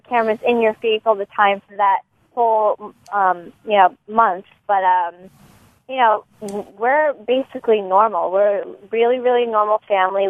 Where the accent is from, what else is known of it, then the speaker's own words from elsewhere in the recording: New York, United States; I was from New York.